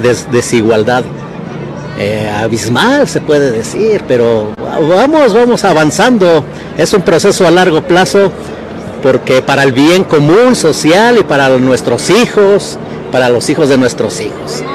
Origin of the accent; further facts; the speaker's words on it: Mexico; yo no soy de aquí, de la ciudad urbana, aquí de la Ciudad de México, eh, soy mexicano al 100%